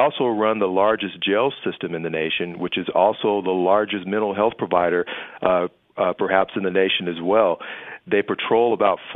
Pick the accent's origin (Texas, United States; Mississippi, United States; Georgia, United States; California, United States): California, United States; Los Angeles; I grew up in Los Angeles